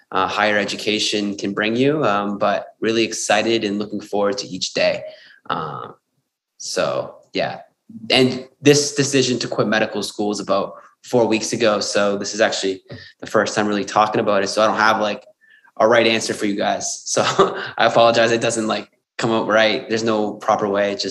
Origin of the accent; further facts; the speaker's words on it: Sydney, New South Wales, Australia; and I was from Sydney um